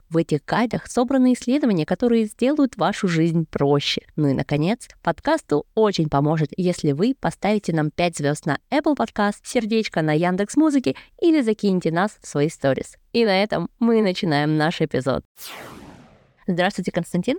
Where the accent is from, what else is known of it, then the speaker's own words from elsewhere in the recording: Kazakhstan; moved away; Я родом из Казахстана и сейчас работаю физиком-теоретиком по немецкой индустрии